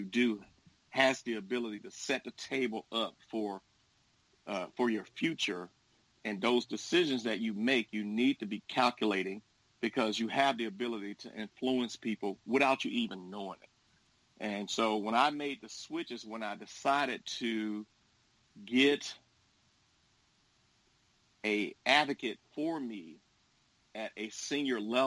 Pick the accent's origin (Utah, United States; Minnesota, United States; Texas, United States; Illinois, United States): Texas, United States; Dallas; moved away as an adult; now in Houston, United States; I'm originally from Dallas, but I moved here and attended Texas Southern University and the University of Houston